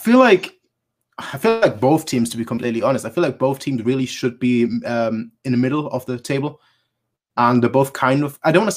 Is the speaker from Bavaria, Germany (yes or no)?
yes; Munich, Bavaria, Germany; I was born in Munich